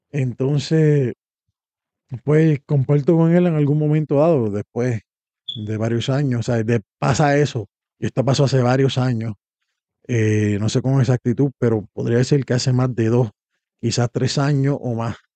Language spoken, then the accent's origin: Spanish; Puerto Rico; moved away; O venimos de Puerto Rico, donde hay variedad de esto. Aquí solamente que yo sepa hay uno en español, hay mucho inglés